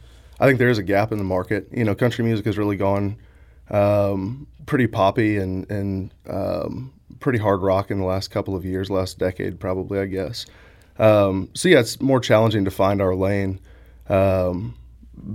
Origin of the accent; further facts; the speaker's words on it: Midwest, United States; I'm from the Midwest. You know, I grew up here.